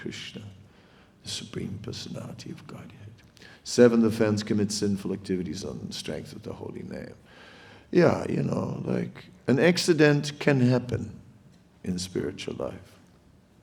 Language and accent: English; Netherlands; moved away; I'm from the Netherlands, and in the Netherlands, we have lots of water